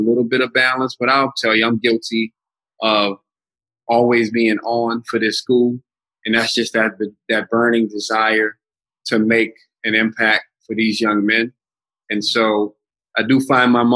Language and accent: English; the South, United States; moved away as an adult; I came from the South and a lot of my interactions were mainly with people that looked like me.